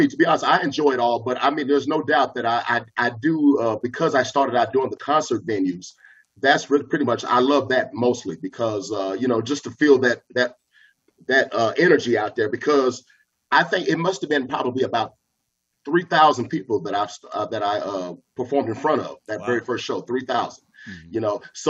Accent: Oklahoma, United States; So we're all from Oklahoma.

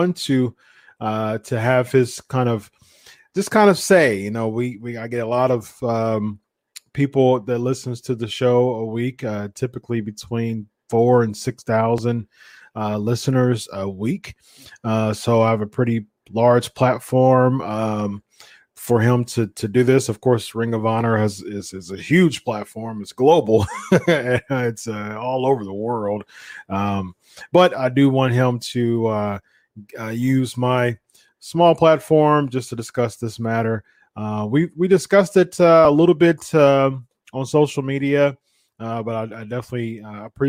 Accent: Columbus, Ohio, United States; I'm from Columbus, Ohio

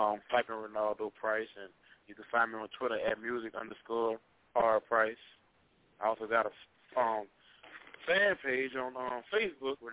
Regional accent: Baton Rouge, Louisiana, United States; I'm from Baton Rouge.

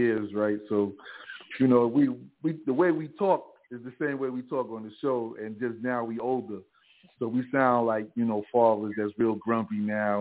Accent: New York City, New York, United States; accent: New York; moved away as an adult; also born or lived in Jamaica (parents) / the South (US); now in Southern United States; I grew up a lot. In my young years, I spent a lot of time in Staten Island. I grew up in Staten Island, and then I came back to Brooklyn.

